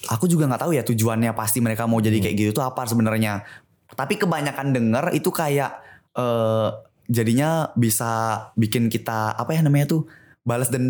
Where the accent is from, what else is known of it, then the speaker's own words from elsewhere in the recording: Bali, Indonesia; aku denger-dengar dari orang di sekitaran desa aku juga karena di Bali itu kan orangnya percaya banget sama yang kayak gitu-gitu